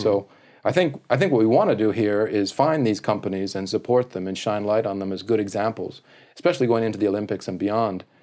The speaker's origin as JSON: {"language": "English", "country": "Canada", "moved": "yes", "lives_now": "Japan", "said": "I'm a Canadian"}